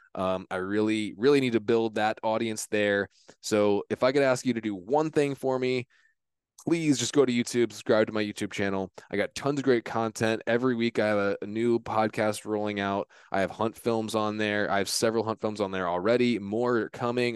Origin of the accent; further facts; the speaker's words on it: Virginia, United States; also born or lived in Tampa, Florida; I grew up in Virginia